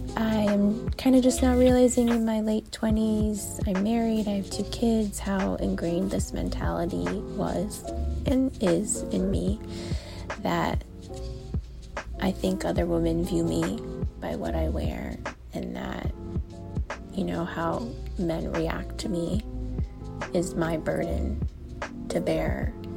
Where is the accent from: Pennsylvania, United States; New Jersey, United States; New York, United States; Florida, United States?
Florida, United States; South; I was born and bred in South Florida